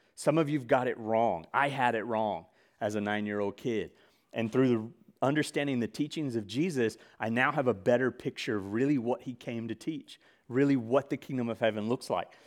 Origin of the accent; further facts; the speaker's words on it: Mississippi, United States; I grew up in Mississippi.